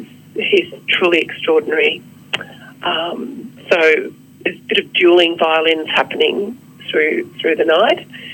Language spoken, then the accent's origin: English; Queensland, Australia; also born or lived in Atherton Tablelands, far north Queensland; I grew up all around Queensland, including a tiny little locality called Jagan on the Atherton Tablelands in far north Queensland, which consisted of a school and a hall and a schoolhouse, which is where I lived.